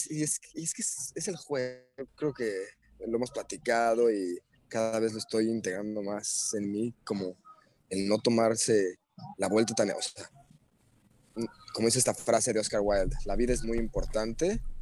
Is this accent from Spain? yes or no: no; Mexico; Y ah, bueno, aquí somos mexicanos, pero no, tú eres gringo, tú eres chino.